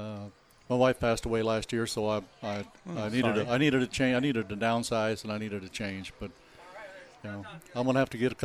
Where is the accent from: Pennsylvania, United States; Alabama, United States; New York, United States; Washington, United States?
New York, United States; Rochester; now in Houston area, United States; I'm from Rochester, New York, if you want to go back far.